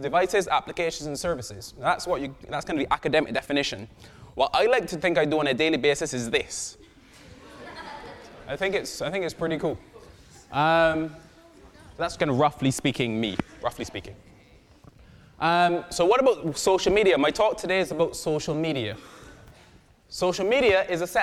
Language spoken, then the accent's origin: English; Barbados; I am from Barbados